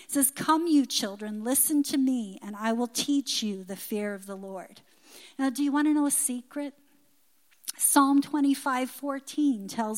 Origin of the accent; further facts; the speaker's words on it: Newfoundland and Labrador, Canada; But when I was a little girl growing up in Newfoundland, I remember in the summer during the squid season, many people would get them and they'd dry them on lines in their yard.